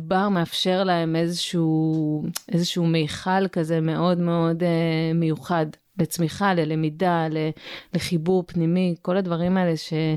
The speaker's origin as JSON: {"language": "Hebrew", "region": "Southern District", "country": "Israel", "tie": "born or raised there", "moved": "yes", "lives_now": "Mitzpe Ramon, Israel", "said": "אני גדלתי בדרום."}